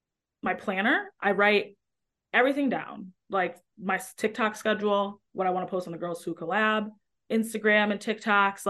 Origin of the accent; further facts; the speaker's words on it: Metro Detroit, Michigan, United States; moved away as an adult; now in Chicago, United States; in Michigan, like Metro Detroit or outside of Detroit